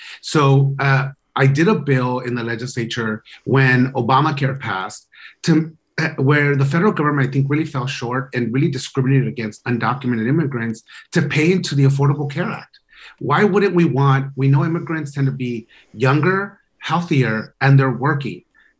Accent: Los Angeles, California, United States; accent: LA; I'm like, no, that's my LA accent.

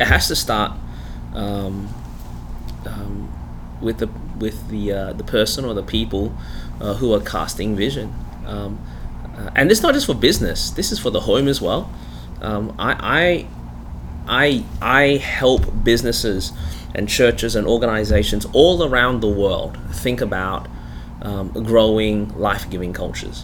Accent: Melbourne, Victoria, Australia; accent: Australian; now in South Carolina, United States; I was born in Melbourne. That's the reason my voice is this way

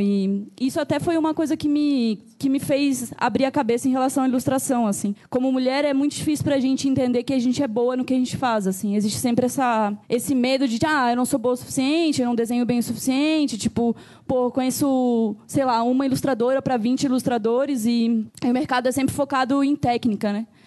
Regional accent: Joinville, Santa Catarina, Brazil; moved away as an adult; now in São Paulo, Brazil; sou de Joinville, Santa Catarina mas estou morando aqui em São Paulo pela segunda

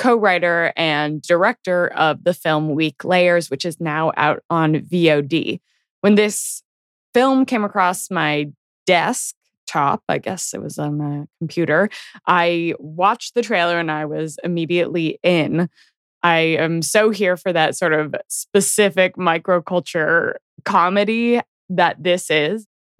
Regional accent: Tahoe, California, United States; I grew up skiing in Tahoe

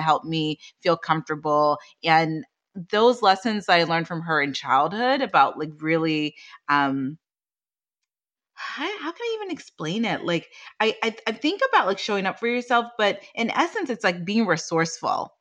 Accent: Washington, District of Columbia, United States; I grew up in the Washington, D C area

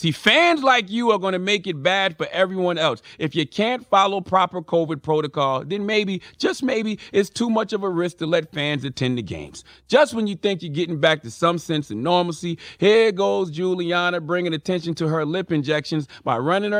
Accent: South Carolina, United States; I think it's because I grew up in South Carolina, so I tend to avoid unnecessary interactions with white women.

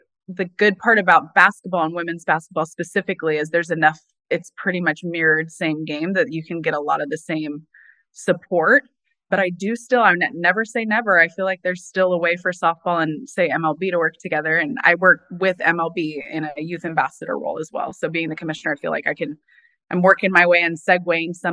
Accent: Orange County, California, United States; I grew up in Orange County, California

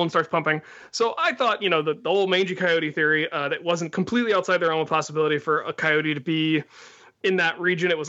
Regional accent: Loveland, Ohio, United States; moved away; growing up in Loveland

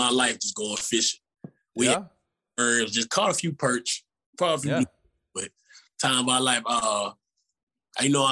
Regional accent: Texas, United States; now in Memphis, United States; I'm from Texas

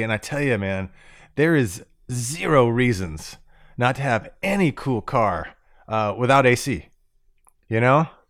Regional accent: Florida, United States; I grew up in Florida

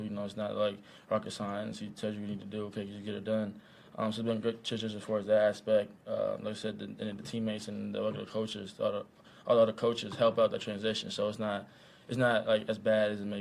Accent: Cincinnati, Ohio, United States; now in Kansas City, United States; I'm from Cincinnati. We had Gold Star and you know, Skyline

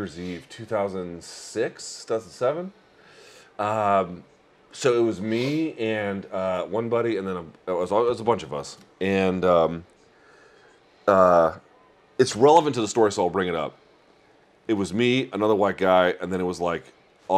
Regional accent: Georgia, United States; I grew up in Georgia

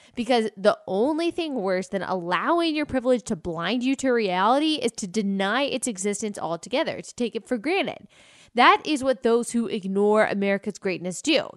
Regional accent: United States; I say it as an American

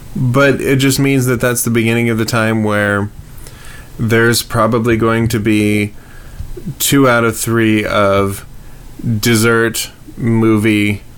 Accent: Prescott, Arizona, United States; moved away as an adult; also born or lived in Los Angeles, California; I grew up in Prescott from, like, 7 to 17, which was the formative years, I kind of feel like. And then, I don't know, I got stomped by life in California, in Los Angeles.

